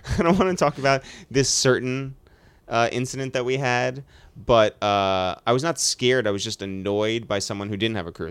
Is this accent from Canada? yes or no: no; United States; it was an advantage to live near the city